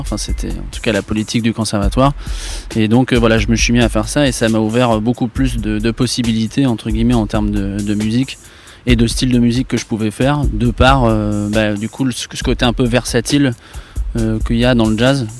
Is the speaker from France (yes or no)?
yes; France; also born or lived in Germany / La Rochelle; Je suis né en Allemagne, après je suis arrivé en France et je suis rentré au conservatoire